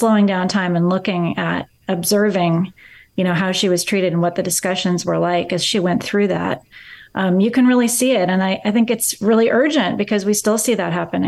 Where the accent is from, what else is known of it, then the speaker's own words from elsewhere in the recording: Eugene, Oregon, United States; I grew up in Eugene, Oregon